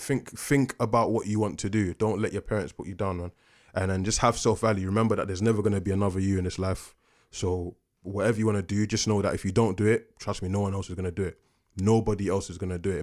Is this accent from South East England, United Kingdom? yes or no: no; London, United Kingdom; also born or lived in Coventry; I'm from Peckham